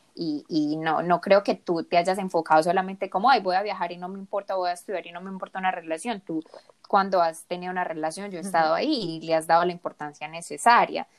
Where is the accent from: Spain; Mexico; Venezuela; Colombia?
Colombia; also born or lived in South Korea; yo me crié en Colombia, en un ambiente muy latino